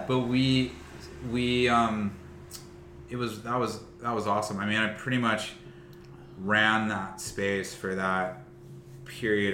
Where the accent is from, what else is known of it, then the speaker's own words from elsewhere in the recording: Westlake Village, California, United States; also born or lived in Burbank, California; my community was rather small growing up in West like Thousand Oaks.